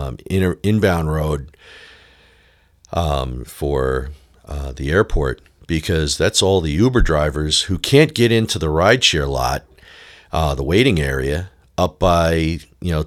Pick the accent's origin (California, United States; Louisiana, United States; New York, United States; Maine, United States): New York, United States; Long Island; moved away as an adult; now in Nashville, United States; me being a native New Yorker for most of my adult life and, most of my childhood, growing up on Long Island